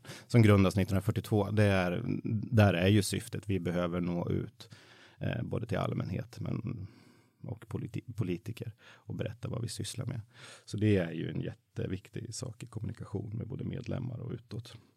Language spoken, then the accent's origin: Swedish; Mattmar, Jämtland, Sweden; now in Stockholm, Sweden; där jag växte upp i Jämtland